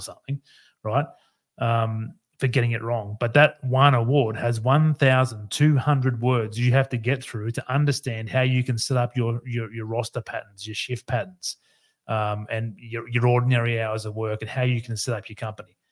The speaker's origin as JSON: {"language": "English", "region": "Queensland", "country": "Australia", "said": "here in my home state, Queensland"}